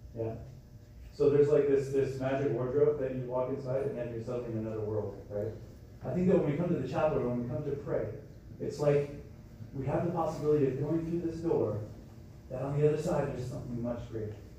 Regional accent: Canada; moved away; I'm from Canada, so everyone played hockey

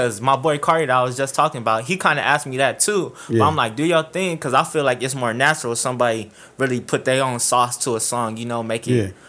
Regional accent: Buena Park, California, United States; also born or lived in Fountain Valley, California; I'm from Buena Park. I went to Buena Park High till my junior year. Then my dad ended up moving to Found Valley.

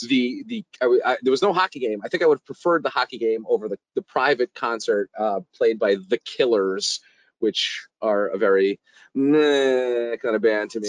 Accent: New York City, New York, United States; I'm from New York City

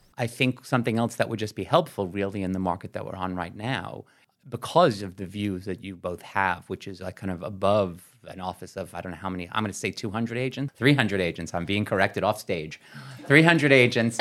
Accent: New York City, New York, United States; I know I grew up in New York City. I'm from Brooklyn, live in Manhattan.

